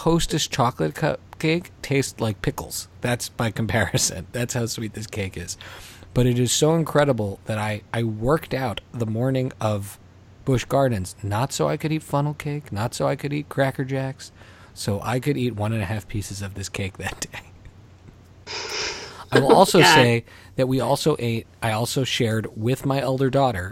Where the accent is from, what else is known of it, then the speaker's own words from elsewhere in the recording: Montreal, Quebec, Canada; We grew up in Montreal, home of La Ronde.